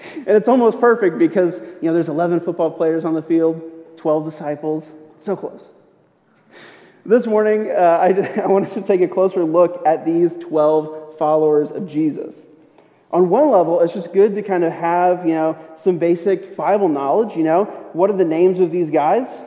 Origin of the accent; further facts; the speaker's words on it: St. Louis, Missouri, United States; moved away; I'm originally from St. Louis, which means that I grew up a St. Louis Rams fan